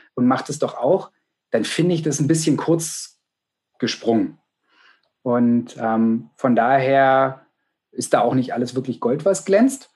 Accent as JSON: {"language": "German", "town": "Potsdam", "region": "Brandenburg", "country": "Germany", "tie": "born or raised there", "said": "ich bin gebürtiger Potsdamer"}